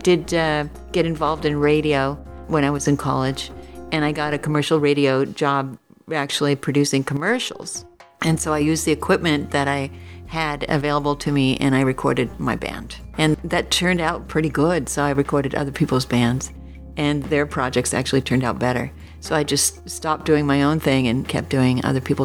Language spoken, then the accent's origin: English; Golden, Colorado, United States; in Colorado, where I grew up in Golden